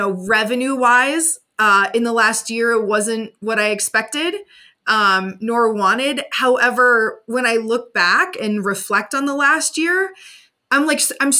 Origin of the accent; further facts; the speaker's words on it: Indiana, United States; moved away; went back home to my hometown in Indiana